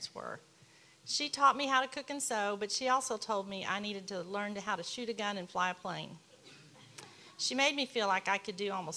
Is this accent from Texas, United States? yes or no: yes; Dallas, Texas, United States; I was born in Dallas 2 months early